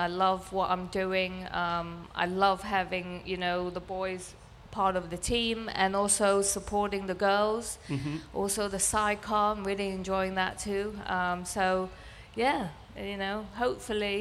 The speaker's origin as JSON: {"language": "English", "country": "Macau", "moved": "yes", "said": "I come from Macau. Macau"}